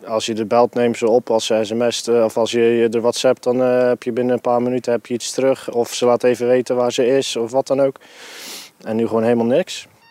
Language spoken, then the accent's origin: Dutch; Flanders, Belgium; bij ons in Antwerpen